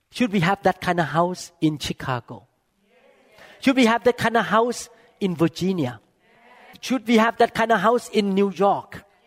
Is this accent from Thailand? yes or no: yes; Thailand; English is a second language; moved away as an adult; now in United States; I come from Thailand I never graduate from here